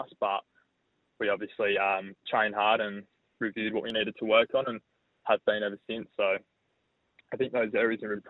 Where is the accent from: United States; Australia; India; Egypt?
Australia; Port Lincoln, South Australia; moved away as an adult; now in Adelaide, Australia; I was born in Adelaide, moved to Port Lincoln when I was about 10 years old, grew up there